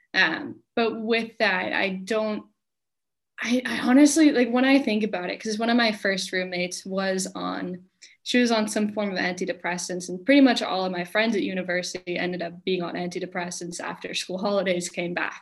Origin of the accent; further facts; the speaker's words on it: United States; moved away as an adult; now in Finland; I'm from America